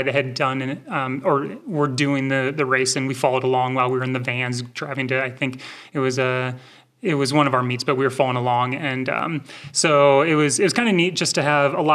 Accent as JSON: {"language": "English", "town": "Rocklin", "region": "California", "country": "United States", "tie": "born or raised there", "also_born_or_lived": "Minnesota", "lives_now": "Mammoth Lakes, United States", "said": "I grew up in Rockland, which is just minutes from Auburn."}